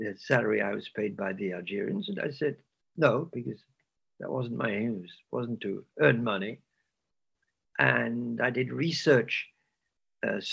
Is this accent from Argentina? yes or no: no; England, United Kingdom; So I was raised in England during the war